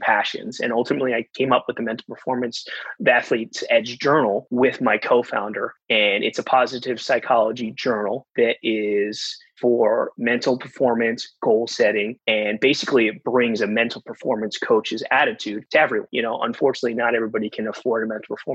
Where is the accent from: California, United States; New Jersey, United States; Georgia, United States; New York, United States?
New Jersey, United States; Rutgers, my home state